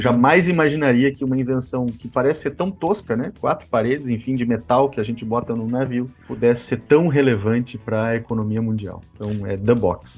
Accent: Passo Fundo, Rio Grande do Sul, Brazil; accent: gaúcho; now in Porto Alegre, Brazil; Sou, sou gaúcho. Eu sou, eu sou gaúcho de Passo Fundo

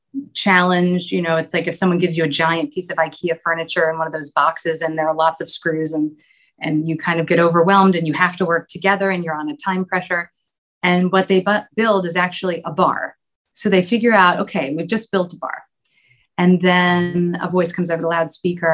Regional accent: United States; moved away; my home country in the States

